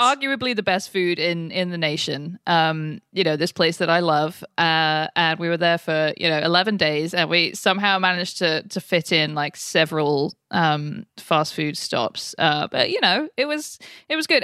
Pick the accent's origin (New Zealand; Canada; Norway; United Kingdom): United Kingdom; moved away as an adult; now in United States; as a Brit who's been in America for almost ten years now